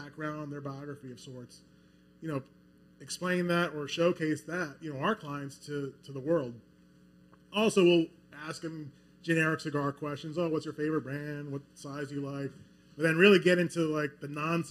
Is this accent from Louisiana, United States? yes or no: yes; Metairie, Louisiana, United States; moved away as an adult; now in Baton Rouge, United States; I grew up in Metairie